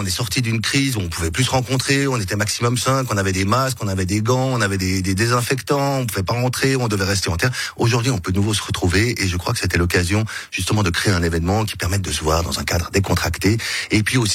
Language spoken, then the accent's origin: French; Geneva, Switzerland; Je suis né à Genève, j'ai grandi à Genève, j'aime Genève.